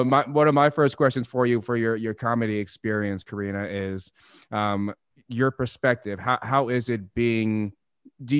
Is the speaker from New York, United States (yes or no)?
no; Upland, California, United States; born and raised in Upland and then went to the military and find myself back in the IE